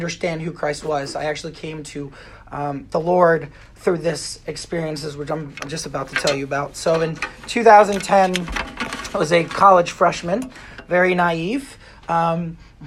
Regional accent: Pennsylvania, United States; I drove from my hometown in Pennsylvania

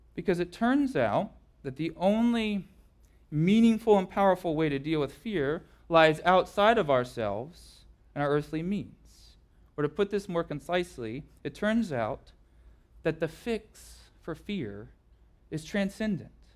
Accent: Southern California, United States; growing up in Southern California

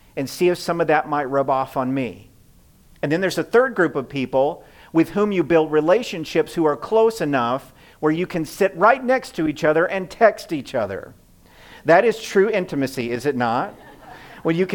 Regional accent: the South, United States; now in Midwest, United States; I grew up in the South where people-pleasing is an art form

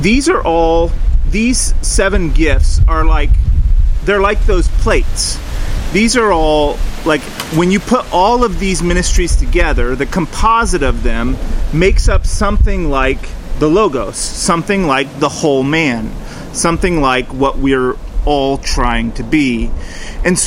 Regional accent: the Northwest, Pacific Northwest, United States; moved away; we grew up in the Northwest

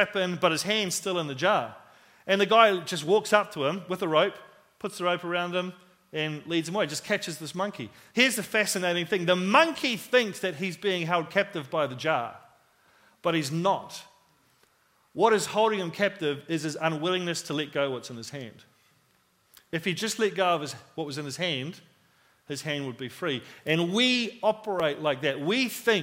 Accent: Christchurch, Canterbury, New Zealand; we moved from New Brighton, which is where I lived and where I played all my football. We moved out to the country

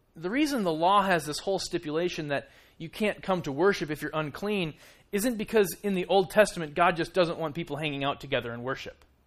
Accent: Minnesota, United States; moved away as an adult; now in Kansas City, United States; we're from Minnesota

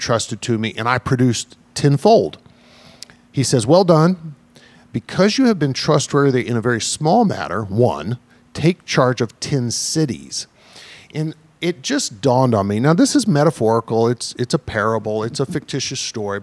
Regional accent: Deep South, United States; I grew up in the Deep South

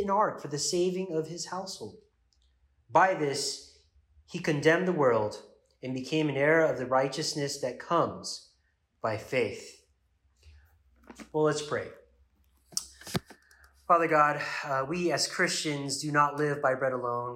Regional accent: United States; as an American

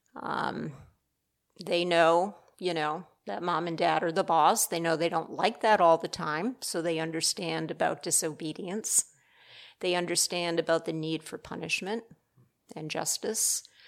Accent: Rhode Island, United States; moved away as an adult; also born or lived in Michigan; I'm actually a transplant from the Northeast. Uh, my husband's from New Jersey, I'm from Rhode Island.

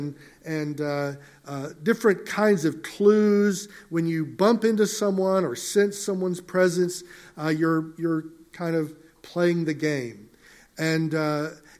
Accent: Mississippi, United States; Growing up in Mississippi many years ago, I was raised on a farm

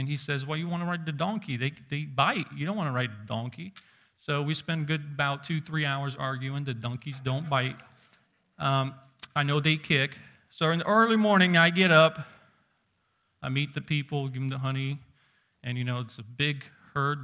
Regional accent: Uzbekistan; moved away; growing up in Uzbekistan where you see sheep walking on the streets

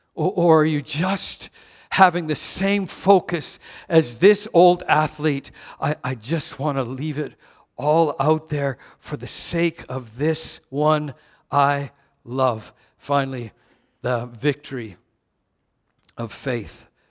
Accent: Vancouver, British Columbia, Canada; I missed being American by 20 kilometers. Vancouver is just like 20 kilometers north of the border

